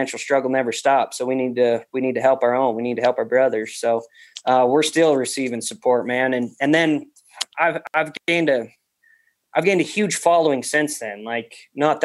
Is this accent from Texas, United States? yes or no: no; Wyoming, United States; moved away as an adult; now in Montana, United States; I moved to Montana 5 or 6 years ago, I guess. I'm originally from Wyoming